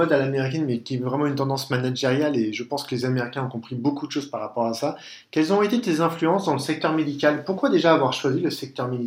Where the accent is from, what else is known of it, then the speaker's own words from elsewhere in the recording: France; accent: French; excusez-moi avec mon French accent.